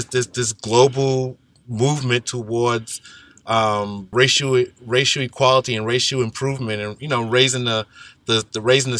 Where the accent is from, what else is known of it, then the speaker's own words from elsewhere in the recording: New York City, New York, United States; moved away as an adult; now in Japan; I'm originally from Brooklyn, New York, Bedford-Stuyvesant.